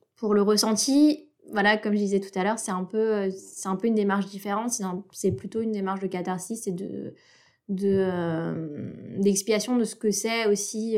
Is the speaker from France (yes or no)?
no; Antananarivo, Analamanga, Madagascar; je suis née à Madagascar et j'ai fait mon cursus scolaire dans le, dans le système français de l'étranger au lycée français de Tananarive